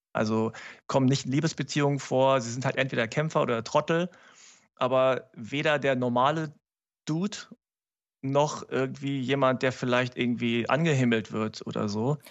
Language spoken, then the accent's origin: German; Germany; mich überhaupt als Deutschen zu akzeptieren